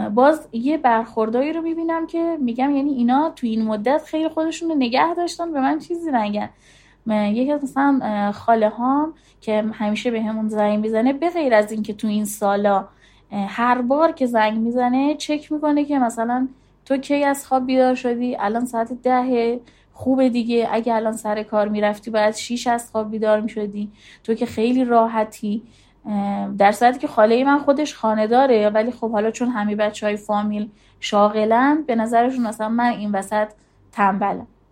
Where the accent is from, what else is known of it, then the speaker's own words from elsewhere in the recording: Zahedan, Sistan and Baluchestan, Iran; moved away; also born or lived in Tehran / Tabriz; شهر خودمون بودم زاهدان